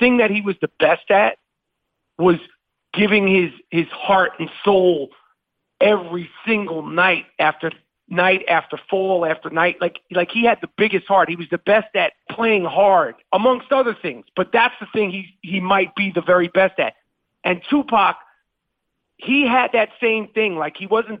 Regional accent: New York City, New York, United States; I'm from Manhattan

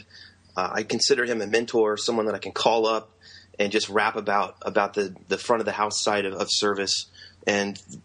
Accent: Indiana, United States; also born or lived in Los Gatos, California / San Francisco, California; school year in Indiana

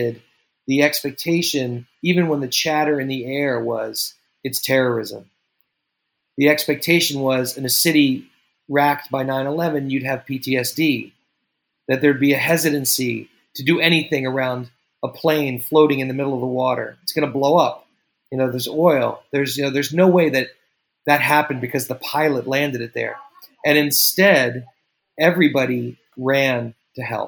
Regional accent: New York, United States; as a New Yorker

